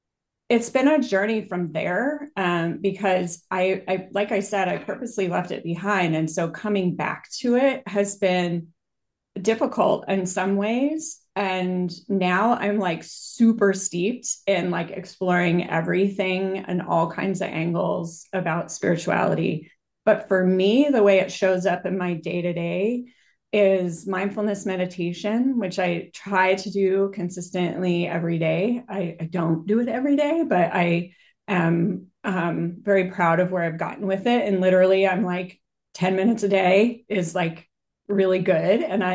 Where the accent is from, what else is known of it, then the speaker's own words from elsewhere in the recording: Boulder, Colorado, United States; So I grew up in Boulder, Colorado, which is kind of known to be a very new agey city, at least at the time when I was there.